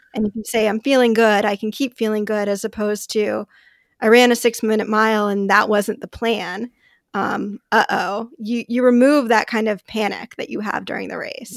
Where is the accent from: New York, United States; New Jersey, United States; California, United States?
California, United States; Los Angeles; moved away as an adult; now in Bay Area, United States; I'm, I'm from Los Angeles